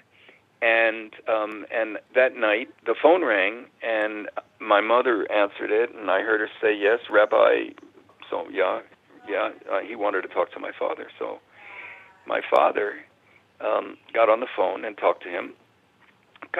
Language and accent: English; New York City, New York, United States; moved away as an adult; also born or lived in San Francisco; I grew up in the Bronx, in New York City